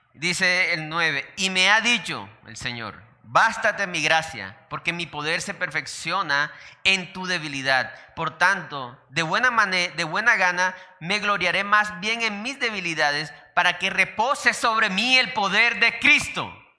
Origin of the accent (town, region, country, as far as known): Colombia; also born or lived in Santander